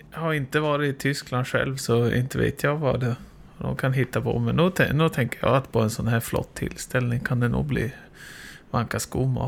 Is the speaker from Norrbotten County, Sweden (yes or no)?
yes; Jokkmokk, Norrbotten County, Sweden; Jo, nu kommer jag från Jokkmokk.